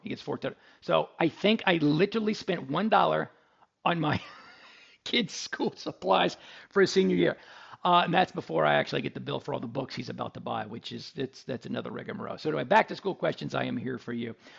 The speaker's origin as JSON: {"language": "English", "town": "Dallas", "region": "Texas", "country": "United States", "moved": "yes", "lives_now": "Houston, United States", "said": "I'm in Houston. I'm from Dallas"}